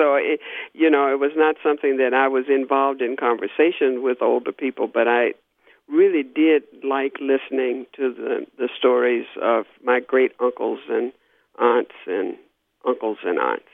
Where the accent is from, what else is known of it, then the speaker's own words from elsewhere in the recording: Little Rock, Arkansas, United States; I grew up in Little Rock, Arkansas. I was born and raised there.